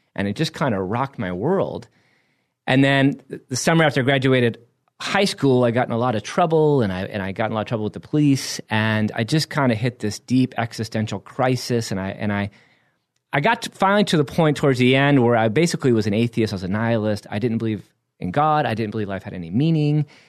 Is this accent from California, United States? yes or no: yes; Solana Beach, California, United States; moved away as an adult; now in New York City, United States; I'm from San Diego. I'm from Solana Beach